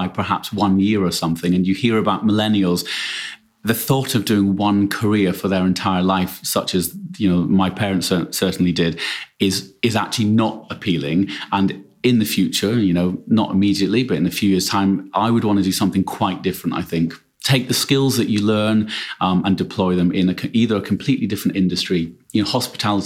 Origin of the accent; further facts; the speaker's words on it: United Kingdom; I'm British